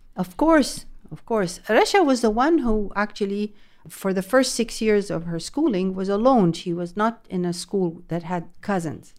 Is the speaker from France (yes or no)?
yes; France; now in Jeddah, Saudi Arabia; I grew up in France